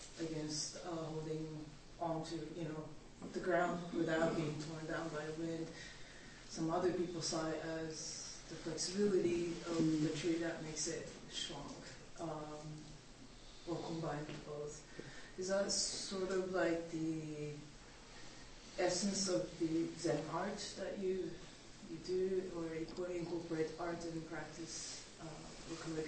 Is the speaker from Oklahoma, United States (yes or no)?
no; Big Island, Hawaii, United States; I grew up in Hawaii, on Big Island